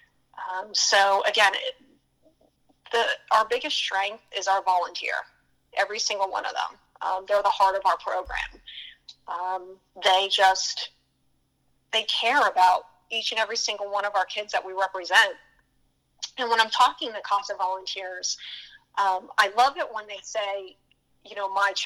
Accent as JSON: {"language": "English", "town": "Pottsville", "region": "Pennsylvania", "country": "United States", "tie": "born or raised there", "moved": "yes", "said": "I grew up in a smaller town in Pennsylvania called Pottsville"}